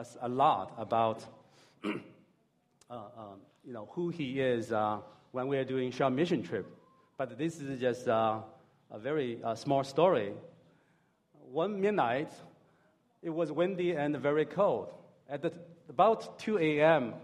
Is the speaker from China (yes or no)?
yes; Hangzhou, Zhejiang, China; moved away as an adult; also born or lived in California; I'm from Hangzhou